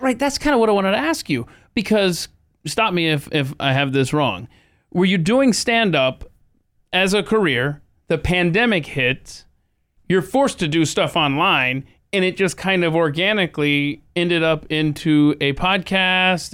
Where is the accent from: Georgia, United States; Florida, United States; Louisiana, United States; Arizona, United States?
Georgia, United States; Atlanta; moved away; I'm from Atlanta, Georgia